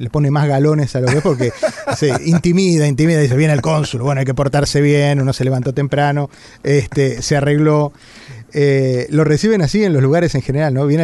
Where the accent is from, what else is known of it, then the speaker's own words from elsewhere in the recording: Argentina; now in Miami, United States; En el caso mío, bueno, es obvio que vengo de Argentina.